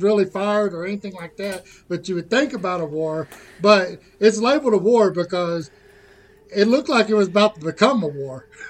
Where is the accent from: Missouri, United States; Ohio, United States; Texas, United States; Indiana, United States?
Texas, United States; I'm, I'm back from Texas